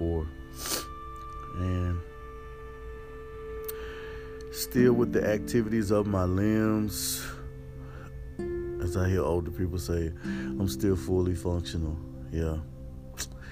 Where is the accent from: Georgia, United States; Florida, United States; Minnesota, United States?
Georgia, United States; East Point; Born September the 7th, 1984. To Pam and William. In Atlanta, Georgia. ATL, shouty. Right in East Point, Georgia.